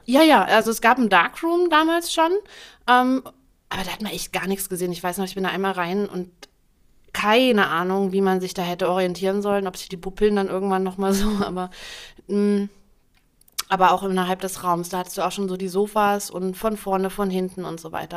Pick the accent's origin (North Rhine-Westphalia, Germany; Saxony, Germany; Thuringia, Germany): Saxony, Germany; Dresden; also born or lived in Berlin; in Dresden, das ist ja meine Heimatstadt, in der ich auch Abitur gemacht habe